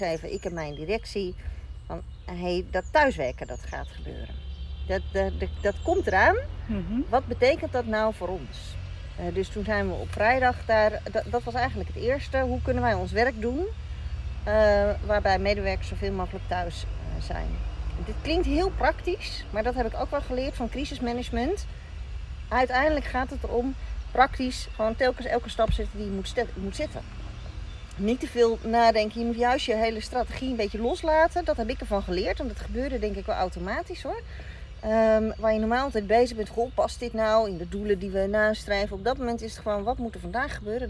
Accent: Rotterdam, South Holland, Netherlands; ik daar als Rotterdammer binnenkwam

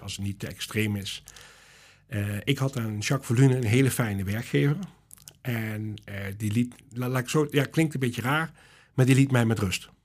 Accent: Ottersum, Limburg, Netherlands; also born or lived in Boxmeer, North Brabant; ik ben eh, geboren in Boksmeer. Ja. Dus van geboorte ben ik uh, Brabants. Ja. En ik ben getogen in Ottersum.

